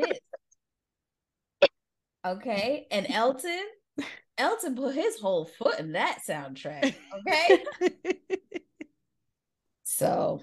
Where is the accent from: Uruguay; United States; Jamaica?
Jamaica; As a Jamaican